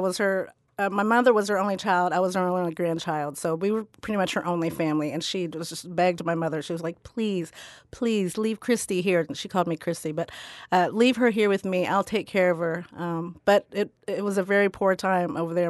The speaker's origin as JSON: {"language": "English", "region": "Midwest", "country": "United States", "tie": "born or raised there", "also_born_or_lived": "Philippines", "said": "I grew up on the Ohio River with my American uh, family, my American Irish grandmother"}